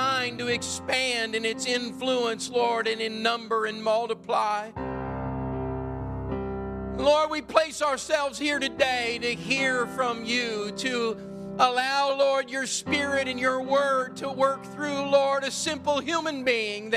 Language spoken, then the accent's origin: English; Midwest, United States; moved away as an adult; also born or lived in Pacific Northwest (near Whidbey Island); I was raised in the Midwest